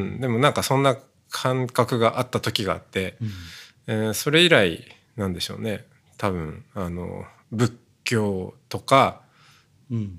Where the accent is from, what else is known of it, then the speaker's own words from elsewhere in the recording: Hokkaido, Japan; moved away; 僕北海道ですけど